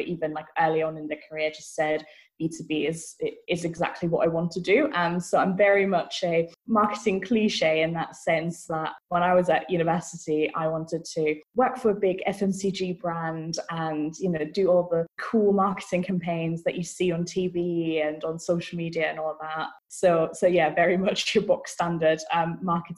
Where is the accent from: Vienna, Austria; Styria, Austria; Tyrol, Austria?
Vienna, Austria; moved away as an adult; also born or lived in Manchester, United Kingdom / Brighton, United Kingdom; now in Bristol, United Kingdom; I'm originally from Vienna, Austria.